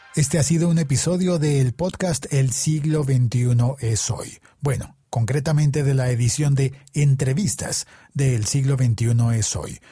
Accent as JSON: {"language": "Spanish", "region": "Bogotá", "country": "Colombia", "said": "A mí como bogotano"}